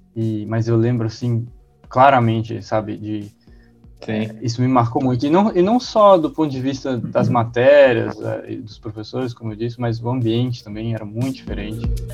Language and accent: Portuguese; Montes Claros, Minas Gerais, Brazil; also born or lived in Divinópolis; Eu sou de Montes Claros, eu, eu morei lá até meus 13 anos.